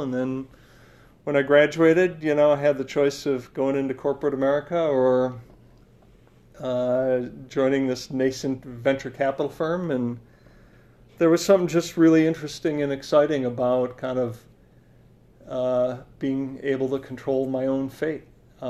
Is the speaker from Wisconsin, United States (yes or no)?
yes; Milwaukee, Wisconsin, United States; also born or lived in Madison, Wisconsin / Utah; I'm a Wisconsin native. Yeah. I grew up in Madison and Milwaukee. It was in Madison 3rd through 5th grade, but you know, high school years in Milwaukee.